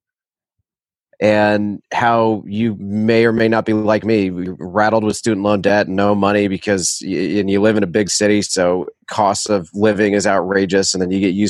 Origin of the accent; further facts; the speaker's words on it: Winston-Salem, North Carolina, United States; I grew up in Winston-Salem